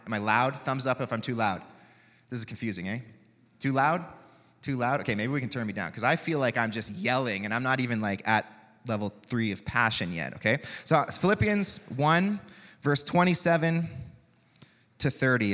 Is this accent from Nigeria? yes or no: no; Canada; That's what it means to be Canadian in many ways